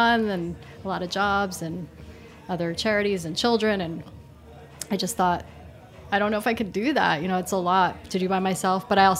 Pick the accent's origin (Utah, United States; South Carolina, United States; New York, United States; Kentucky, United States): New York, United States; New York City; It's a neighborhood that reminds me of the East Village near to where I grew up in Manhattan.